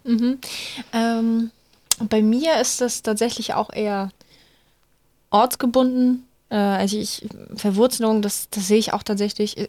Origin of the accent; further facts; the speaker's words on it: Bulgaria; now in Germany; Ich komme aus Bulgarien